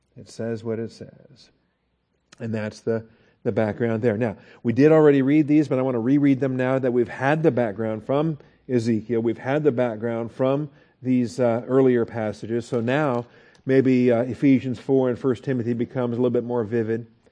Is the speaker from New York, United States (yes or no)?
no; Texas, United States; we're from Texas